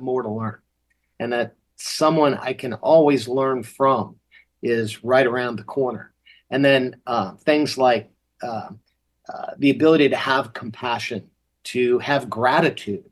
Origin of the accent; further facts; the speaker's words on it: Massachusetts, United States; when I was growing up in Massachusetts